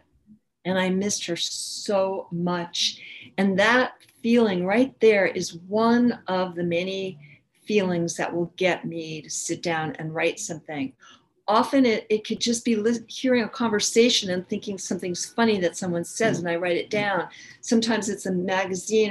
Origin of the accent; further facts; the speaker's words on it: New York City, New York, United States; I grew up in New York City